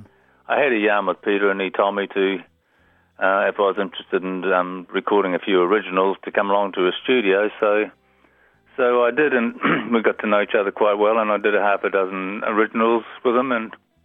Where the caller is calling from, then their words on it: Gisborne, New Zealand; I'm calling from Gisborne.